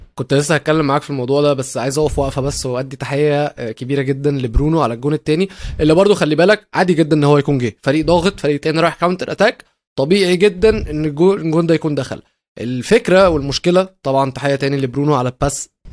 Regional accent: Egypt

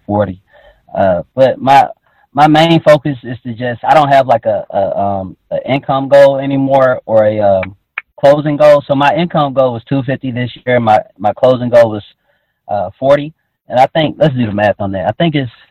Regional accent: Atlanta, Georgia, United States; I'm 25. I grew up in Atlanta, Georgia, in a neighborhood called Joyland

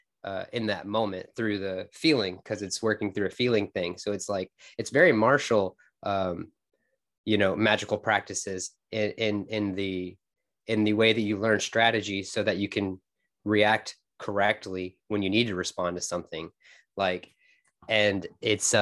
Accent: Fort Worth, Texas, United States; I'm from Fort Worth, Texas

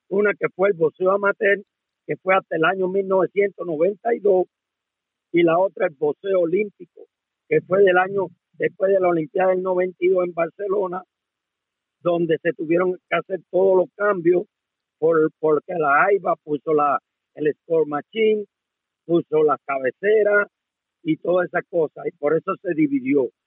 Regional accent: Cuba; moved away as an adult; yo me fui de Cuba cuando todos unos cuantos entrenadores que están ahora ahí haciéndose los bárbaros se escondían de mí, porque yo fui el primer entrenador de línea de Cuba que se quedó.

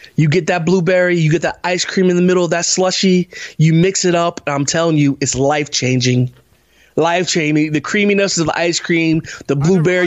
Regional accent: Parkersburg, West Virginia, United States; we're from Parkersburg. We lived in uh, a community called uh, Parkerstown, little development.

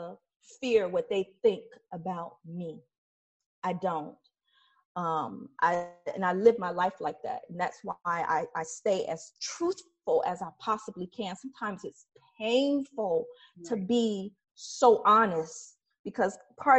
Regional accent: Detroit, Michigan, United States; also born or lived in Highland Park, Michigan; I grew up in Detroit and Highland Park, and I didn't grow up in the best parts of either one.

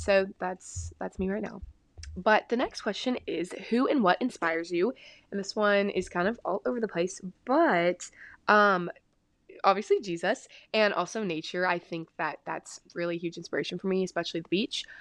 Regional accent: Texas, United States; I'm from Texas

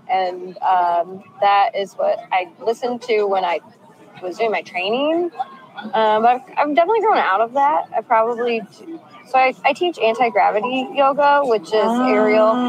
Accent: Galesburg, Illinois, United States; now in Dubuque, United States; I grew up in Galesburg.

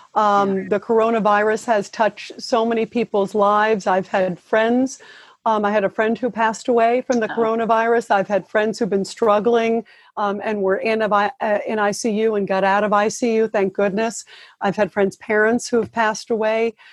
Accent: United States; as an American

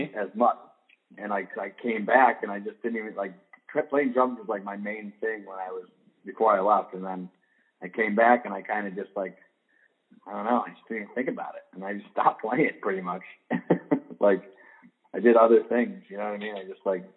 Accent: Rochester, New York, United States; moved away as an adult; also born or lived in Brooklyn, New York; I grew up in Rochester, New York.

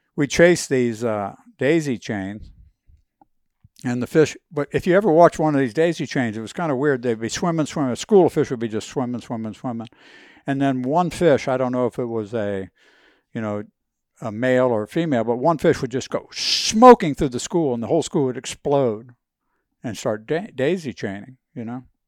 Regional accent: Miami, Florida, United States; I grew up in Miami

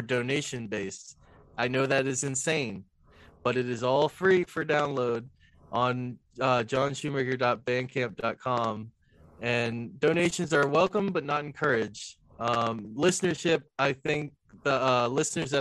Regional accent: Spotsylvania, Virginia, United States; born or raised there; also born or lived in Jacksonville, North Carolina

